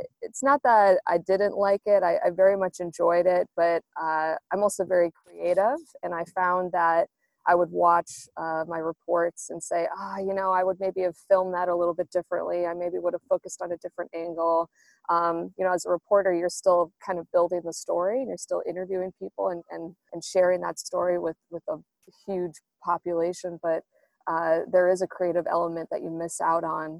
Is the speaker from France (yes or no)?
no; United States; now in Australia; as an American